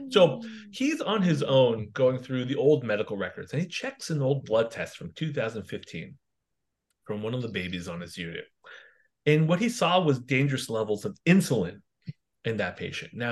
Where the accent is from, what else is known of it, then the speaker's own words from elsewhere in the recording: Canada; I'm actually Canadian